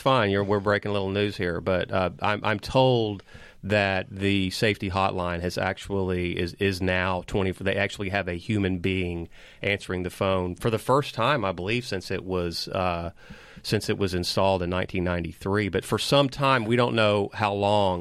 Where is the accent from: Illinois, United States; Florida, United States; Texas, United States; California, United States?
Texas, United States; Liberty; now in Austin, United States; in my hometown of Liberty